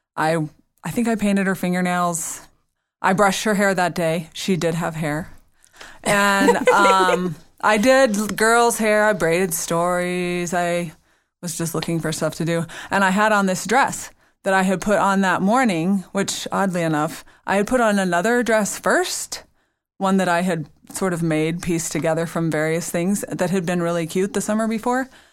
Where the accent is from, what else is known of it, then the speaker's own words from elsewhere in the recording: the South, United States; I'm from the South where all you say is nice things, you only think the mean things